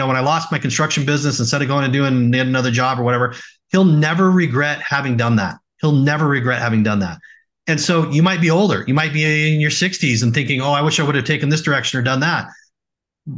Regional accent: Oregon, United States; now in Salt Lake City, United States; I grew up in Oregon and I framed houses.

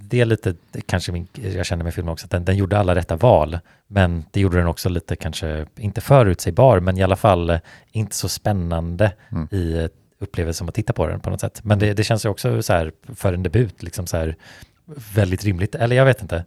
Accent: Sweden

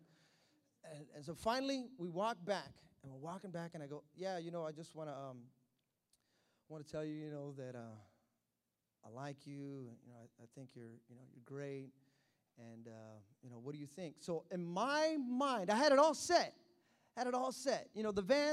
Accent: Hayward, California, United States; I'm from Hayward

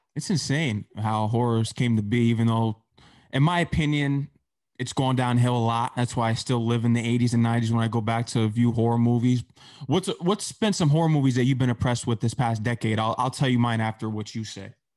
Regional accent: Fairfield County, Connecticut, United States; I'm from Fairfield County

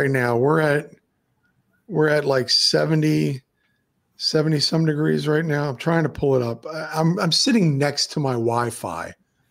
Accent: Maryland, United States; now in Florida, United States; I decided to drive to Maryland where I'm from. I'm actually from Maryland, and my mother, sister, and my whole family's still up there. I'm the only one that left

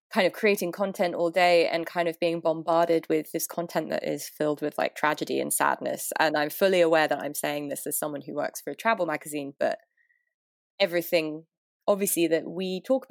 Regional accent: London, United Kingdom; moved away as an adult; now in New York, United States; I'm from London. I've lived in New York for 6-7 years now, and I'm based in Brooklyn

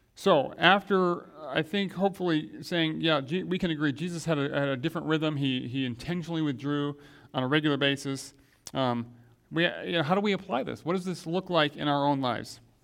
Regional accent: Grand Rapids, Michigan, United States; when I was growing up in Grand Rapids, Michigan

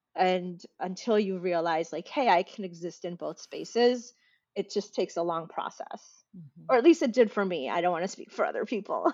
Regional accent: United States; accent: American; as soon as I step outside, I'm American. I sound American

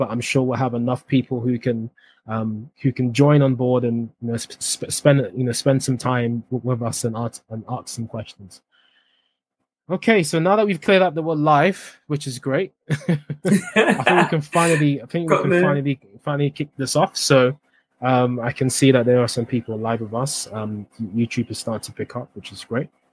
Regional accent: Accra, Greater Accra, Ghana; Not far from Morningstar where I went to school

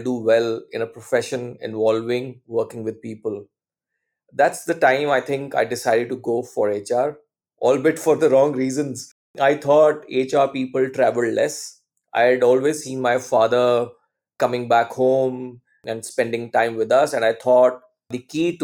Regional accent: Chandigarh, India; I'm basically from Chandigarh city in north of India.

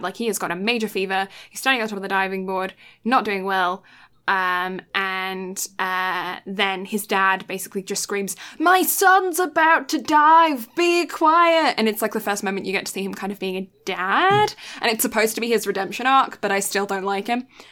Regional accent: United Kingdom; as a British person

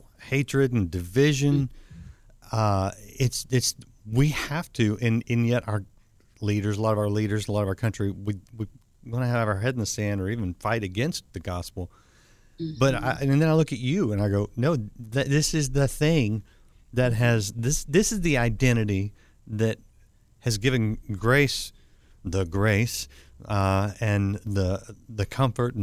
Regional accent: Texas, United States; I'm from Texas

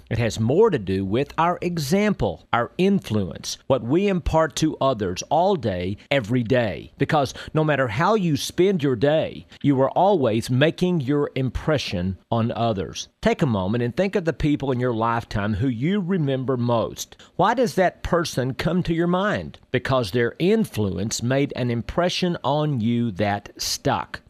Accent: Texas, United States; When I was a boy growing up in Texas

